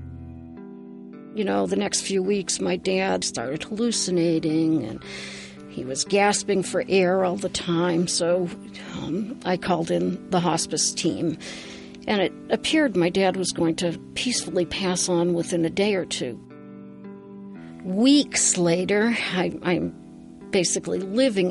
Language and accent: English; Worcester, Massachusetts, United States; moved away; I am originally from Worcester, Massachusetts